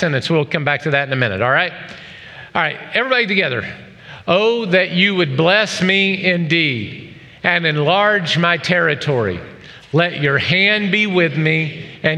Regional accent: the South, United States; moved away; I was raised in the South

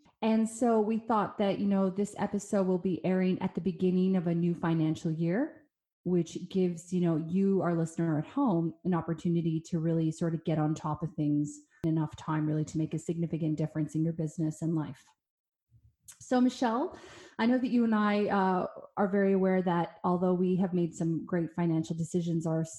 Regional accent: Canada; I'm Canadian

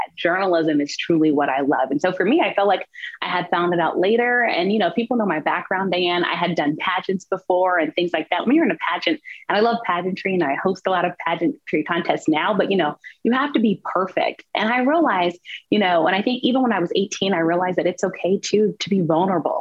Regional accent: the South, Southern United States, United States; I come from Southern roots

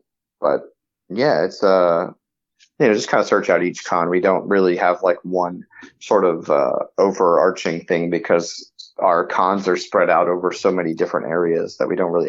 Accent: Maryland, United States; moved away as an adult; also born or lived in Florida; I'm originally from Maryland, and then I moved to Florida in 2014, and then I just moved up here last year.

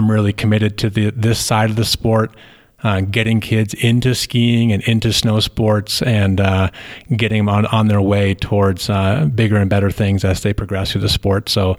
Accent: Ripton, Vermont, United States; moved away as an adult; also born or lived in Denver, Colorado; now in Steamboat Springs, United States; I'm originally from Vermont. Grew up in a little town there called Ripton that had two little ski areas, an alpine and a cross-country ski area that were owned by Middlebury College.

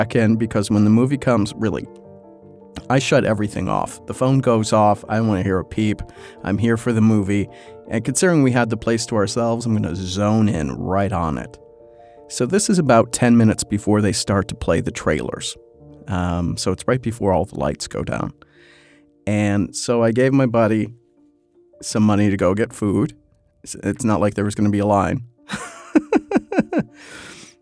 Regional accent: Chicago, Illinois, United States; moved away; also born or lived in Los Angeles; I'm from Chicago. I am a city boy

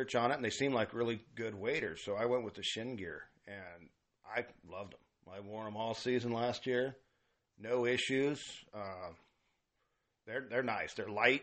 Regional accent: Grass Valley, California, United States; I grew up in Grass Valley

